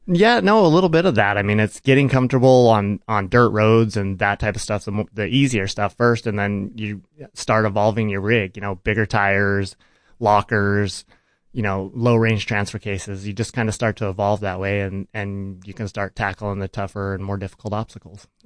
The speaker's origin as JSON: {"language": "English", "town": "Farmington", "region": "New Mexico", "country": "United States", "tie": "born or raised there", "said": "I grew up in Farmington, New Mexico"}